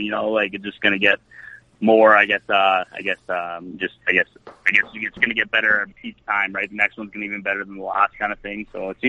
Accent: Edmonton, Alberta, Canada; Born and raised in Edmonton, minor hockey, White Mud West, and CAC and whatnot. So I'm just born and raised in Edmonton all the way through, and was finally able to get Ice Wars 2 going in my hometown.

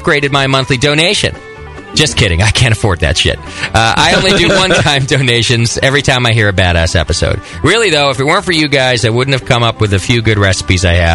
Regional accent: Connecticut, United States; moved away; my home state

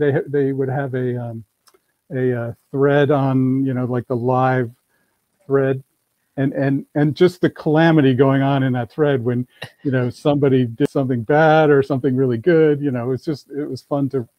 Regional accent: Detroit, Michigan, United States; born there; also born or lived in Geneva / London; I was born in Detroit, Michigan, and my dad worked for automotive companies.

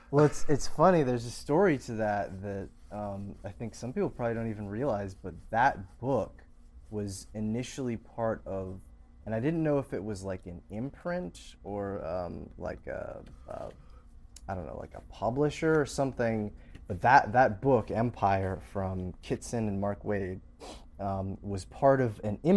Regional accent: Canada; It's in my hometown.

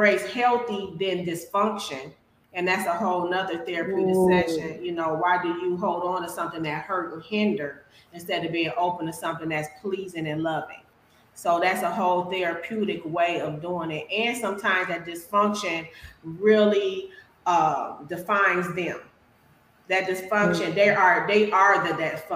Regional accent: Milwaukee, Wisconsin, United States; now in Phoenix, United States; I'm from Milwaukee, Wisconsin, and now I'm located in Phoenix, Arizona.

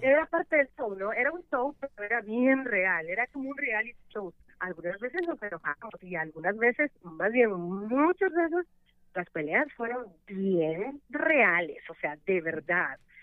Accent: El Salvador; now in United States; soy la primera salvadoreña que ha durado 15 años en radio

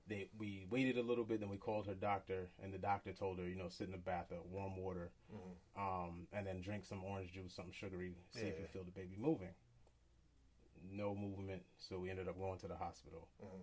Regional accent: Jamaica; Because I'm Jamaican, which I shouldn't say, but because of Jamaican, they don't believe in like depression.

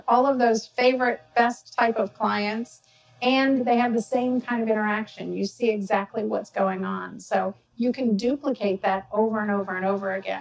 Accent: Georgia, United States; I'm from Georgia

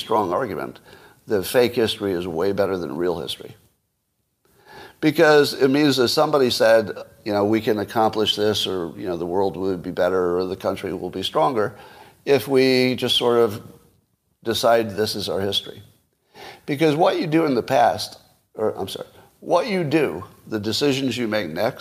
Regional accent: United States; I'm an American

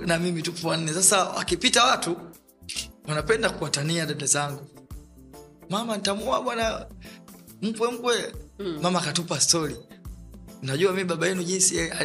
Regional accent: Dar es Salaam, Tanzania; mazingira ambayo nayotokea mimi natokea maeneo ya Mabibu, zamani ilipo wilaya ya Kinondoni, lakini sasa hivi ni wilaya ya Ubungo

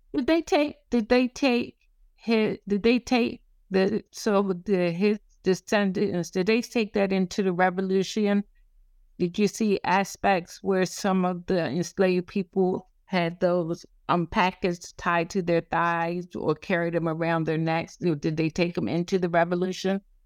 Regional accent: the South, United States; I'm from the South

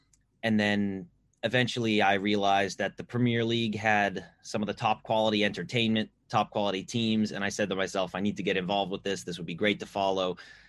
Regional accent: Northeast, United States; I'm from the Northeast in the U.S.

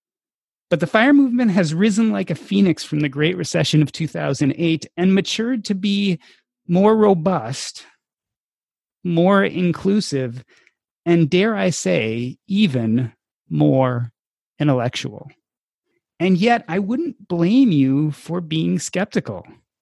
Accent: Chicago, Illinois, United States; we are both from Chicago

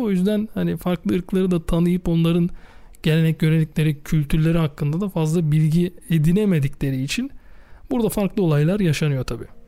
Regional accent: Turkey; bir Türk olarak

